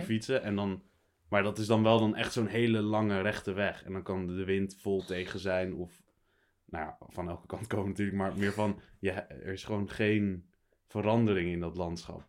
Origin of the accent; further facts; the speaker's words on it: Dronten, Flevoland, Netherlands; ik kom uit Dronten, uit de, eh, Flevoland